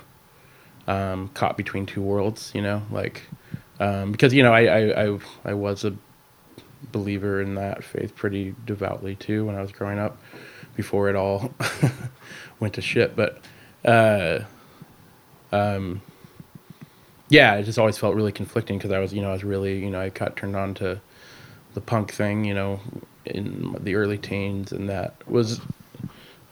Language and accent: English; Rainier, Washington, United States; I grew up in a small town just outside of Olympia, Washington, called Rainier